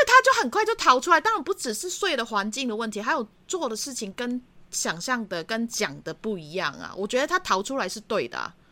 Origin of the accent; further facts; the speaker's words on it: Hong Kong; moved away as an adult; now in Taitung, Taiwan; 我自己毕竟在香港长大的